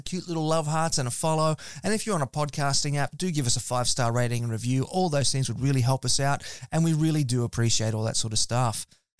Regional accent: Gold Coast, Queensland, Australia; I'm from the Gold Coast

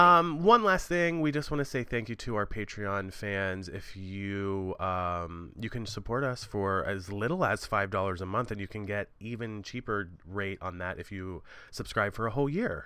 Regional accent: Maryland, United States; moved away as an adult; also born or lived in New York; where I live in Maryland at the moment

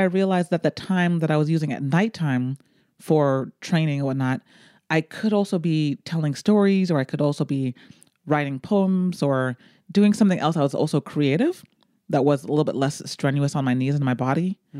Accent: United States; unless we have an extended conversation, you're not going to know that I'm American.

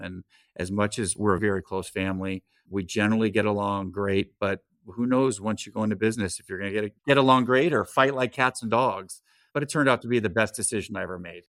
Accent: California, United States; Grew up in California

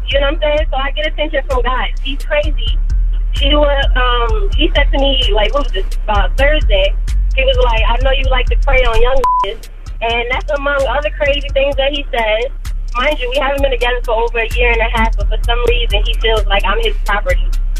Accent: New York, United States; now in North Carolina, United States; I'm from New York. I live in North Carolina now

